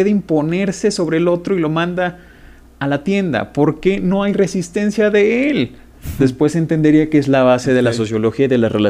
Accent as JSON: {"language": "Spanish", "town": "Taxco de Alarcón", "region": "Guerrero", "country": "Mexico", "tie": "born or raised there", "moved": "yes", "lives_now": "Toluca, Mexico", "said": "originario de Tasco de Alarcón Guerrero, soy más guerrerense que el pozole verde y el mezcal. El buen Tasco. Orgullosamente guerrerense."}